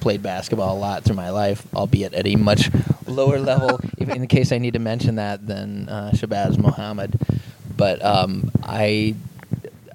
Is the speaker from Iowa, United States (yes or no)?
yes; Waterloo, Iowa, United States; moved away as an adult; I lived in Iowa